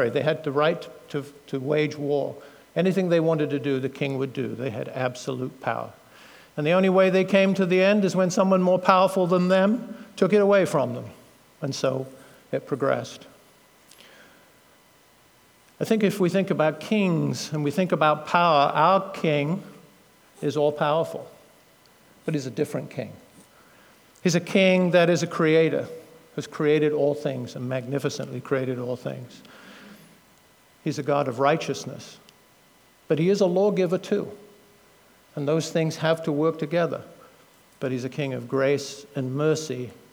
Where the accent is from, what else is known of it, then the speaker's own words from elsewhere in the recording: United Kingdom; now in United States; being a Brit originally, although now an American citizen